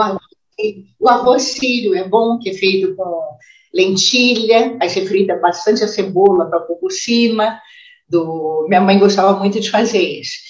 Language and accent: Portuguese; São João del-Rei, Minas Gerais, Brazil; moved away; eu nasci em São João del Rei, morei pouco, mas passei minha infância quase inteira ainda em São João del Rei.